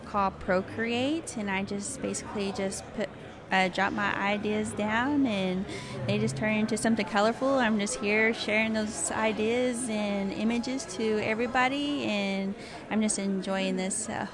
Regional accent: Muskogee, Oklahoma, United States; I am a digital artist. I'm from Muskogee, Oklahoma, and a Cherokee Nation citizen.

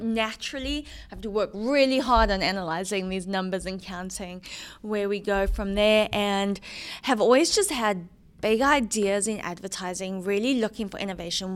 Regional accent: Johannesburg, Gauteng, South Africa; moved away as an adult; also born or lived in Kentucky / Dallas, Texas; now in Atlanta, United States; I was born and raised in Johannesburg, South Africa.

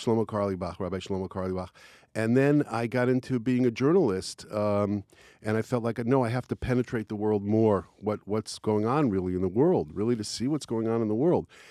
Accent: Israel; I'm not American. I'm Israeli.

